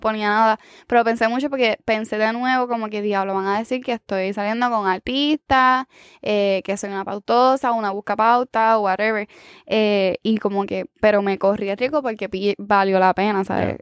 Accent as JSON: {"language": "Spanish", "town": "San Sebastián", "country": "Puerto Rico", "said": "soy de San Sebastián"}